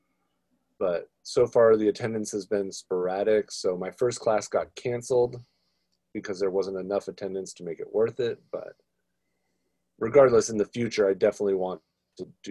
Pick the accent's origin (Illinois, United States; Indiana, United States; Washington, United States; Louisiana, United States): Washington, United States; Seattle; also born or lived in California / Oregon; I've been in Seattle for 24 years of my 37 years alive